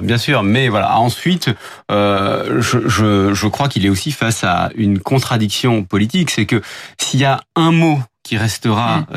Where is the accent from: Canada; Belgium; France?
France; chez nous en France